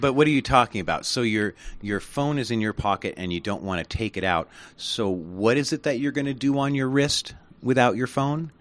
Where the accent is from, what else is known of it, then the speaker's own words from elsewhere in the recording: United States; I'm an American